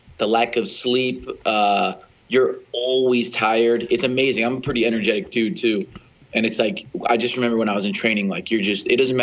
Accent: Freeport, New York, United States; moved away as an adult; now in Budapest, Hungary; So originally from Freeport, New York. To make a long story short, born and raised there.

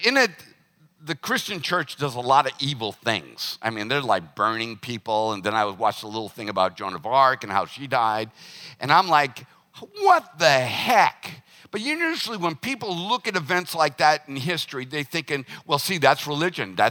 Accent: the South, United States; Growing up in the South

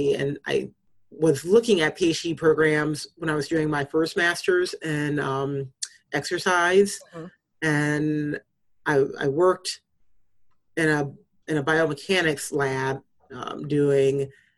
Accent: Urbana, Illinois, United States; moved away; I grew up in Urbana, Illinois for part of my time

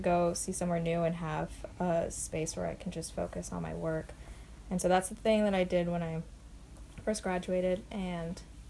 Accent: Florida, United States; A lot of my work is influenced by growing up in Florida

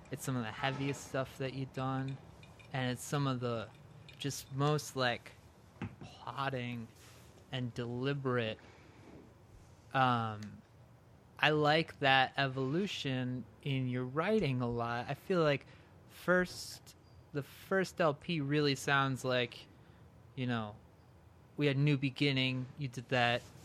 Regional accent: Summit, New Jersey, United States; also born or lived in Somerset, New Jersey; growing up in New Jersey

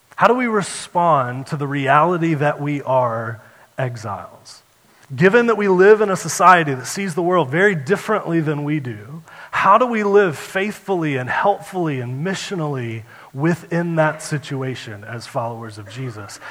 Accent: United States; I'm an American

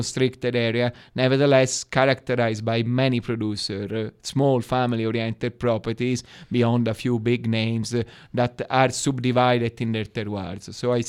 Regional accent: Florence, Tuscany, Italy; English is a second language; moved away as an adult; also born or lived in Friuli; I'm from Florence.

